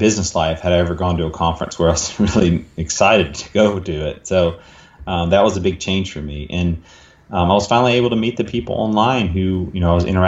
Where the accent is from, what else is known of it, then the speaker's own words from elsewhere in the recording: Dallas, Texas, United States; in Dallas, my hometown here in Dallas